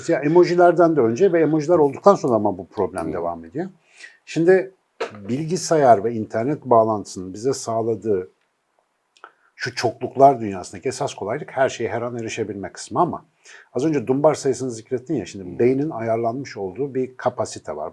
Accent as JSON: {"language": "Turkish", "region": "Ankara", "country": "Turkey", "moved": "yes", "lives_now": "Istanbul, Turkey", "said": "bir Ankaralı olarak"}